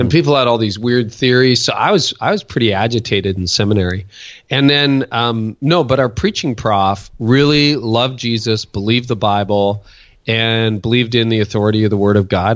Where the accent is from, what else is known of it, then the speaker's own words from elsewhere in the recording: Windsor, Ontario, Canada; also born or lived in Toronto; Canadian. So I was born in Windsor and then lived in this area for a good chunk of my life, a decade in Toronto